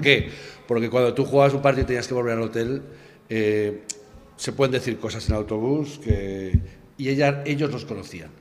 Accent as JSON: {"language": "Spanish", "region": "Aragon", "country": "Spain", "said": "que éramos todos de Aragón"}